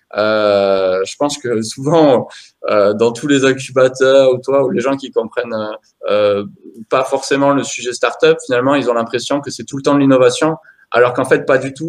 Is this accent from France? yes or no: yes; the South-West, south-west France, France; chez nous dans le Sud-Ouest